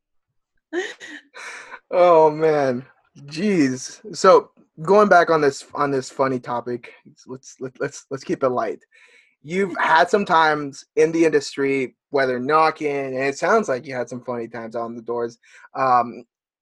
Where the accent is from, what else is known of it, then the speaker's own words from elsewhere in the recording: United States; I'm American, but my parents are from Mexico